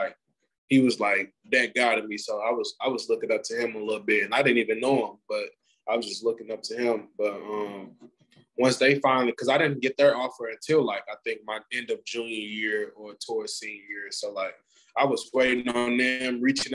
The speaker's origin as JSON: {"language": "English", "region": "Missouri", "country": "United States", "said": "I'm from Missouri. Like, I'm from Missouri"}